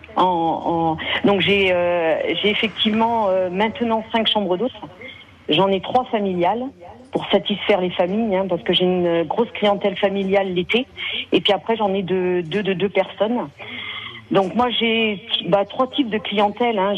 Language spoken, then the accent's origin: French; Niort, Nouvelle-Aquitaine, France; also born or lived in south of France; now in Niort, France; moi c'est ma région, je suis née à Niort, j'ai vécu dans le sud et on est revenu ici